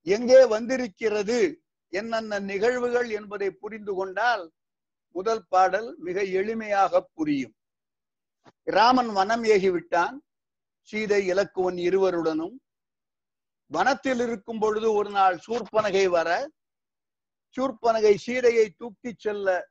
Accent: Srivaikuntam, Tamil Nadu, India; moved away as an adult; also born or lived in Tiruchirappalli, India / Karaikudi, India / Ranipet, India; now in Singapore; திருநெல்வேலி மாவட்டத்தில் ஸ்ரீவைகுண்டத்தில் ஆயிரத்தி தொள்ளாயிரத்தி நாற்பத்தி ஆண்டாம் ஆறு பிறந்தேன் இப்போ வயசு எழுபத்தைந்து எஸ்எஸ்எல்சி வரைக்கும் ஸ்ரீவைகுண்டத்துல

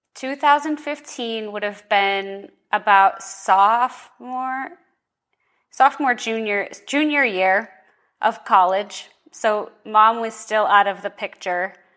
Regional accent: Boston, Massachusetts, United States; moved away as an adult; now in Arizona, United States; I'm from Boston, Massachusetts originally

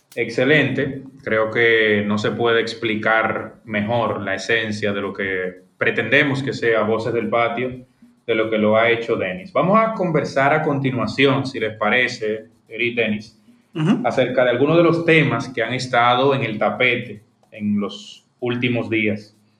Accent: Dominican Republic; soy un dominicano

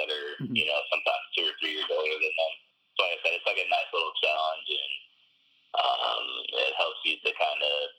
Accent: Michigan, United States; I was from Michigan

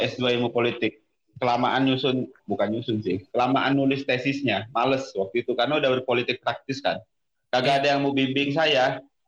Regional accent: Padang, West Sumatra, Indonesia; moved away as an adult; also born or lived in Depok / London; now in South Tangerang, Indonesia; gue sampai SMA itu da, uh, di Sumatera Barat, khususnya Kota Padang dari lahir sampai SMA di sana. Jadi mungkin teman-teman dengar bahasa Indonesia gue masih rada taste rendangnya ini.

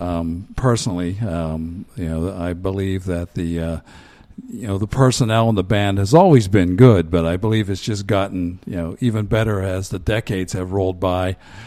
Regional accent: Johnstown, Pennsylvania, United States; I did not. No, I'm originally from Cambria County, Johnstown.

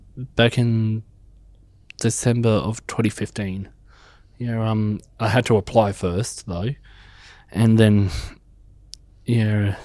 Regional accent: Bega, New South Wales, Australia; also born or lived in Canberra, Australian Capital Territory; now in Merimbula, Australia; I actually grew up in Bega, but I was brought up in Canberra

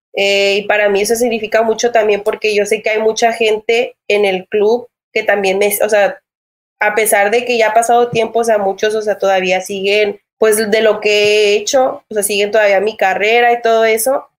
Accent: Matamoros, Tamaulipas, Mexico; now in United States; aquí en Matamoros, de donde yo soy

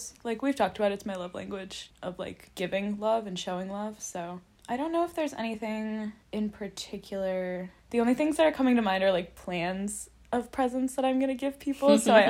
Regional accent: Southern California, United States; now in Boston, United States; growing up in Southern California

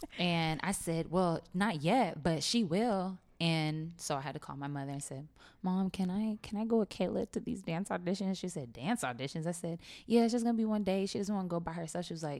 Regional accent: Sacramento, California, United States; now in Dallas, United States; I am from Sacramento, California, born and raised.

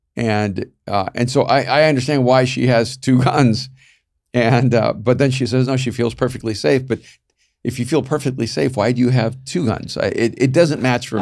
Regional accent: El Salvador; moved away; I'm from El Salvador

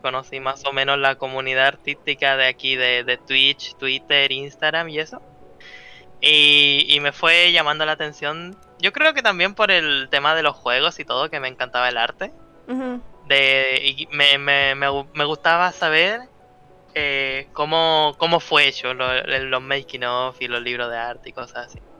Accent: Chile; Yo soy un artista chileno

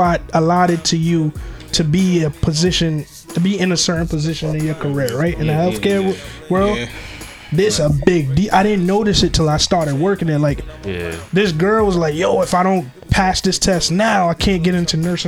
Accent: New York City, New York, United States; also born or lived in Barbados; I grew up in Brooklyn in the 90s, 2000s

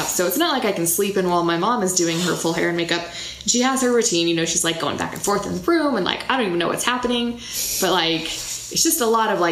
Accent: United States; he knew we were American right off the bat

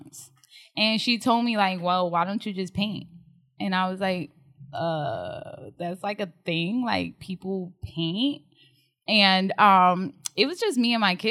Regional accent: Newark, New Jersey, United States; accent: Jersey; moved away as an adult; now in Texas, United States; I'm from New Jersey, if you can't tell by my Jersey accent

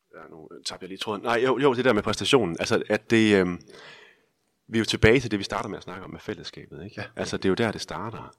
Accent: Denmark

